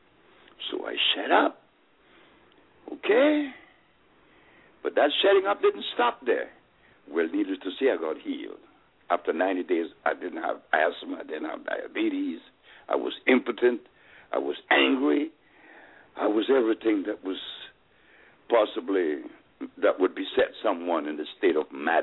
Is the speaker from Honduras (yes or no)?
yes; Honduras; I'm from Honduras